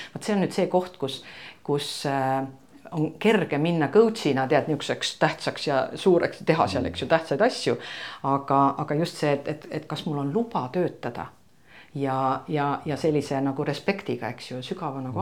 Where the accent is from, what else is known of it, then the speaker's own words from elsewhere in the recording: Estonia; ma olen nagu eestlane